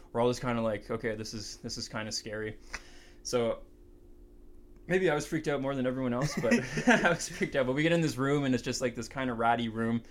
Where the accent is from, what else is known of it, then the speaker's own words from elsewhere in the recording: Canada; we're from Canada